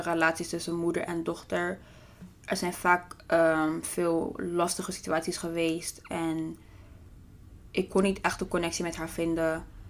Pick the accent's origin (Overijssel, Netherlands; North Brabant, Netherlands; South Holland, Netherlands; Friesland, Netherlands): South Holland, Netherlands; The Hague; ik ben geboren en getogen in Den Haag